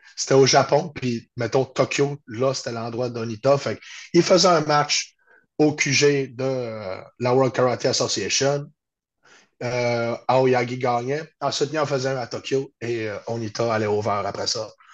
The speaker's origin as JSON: {"language": "French", "town": "Chicoutimi", "region": "Quebec", "country": "Canada", "said": "Je suis de Chicoutimi au Saguenay-Lac-Saint-Jean."}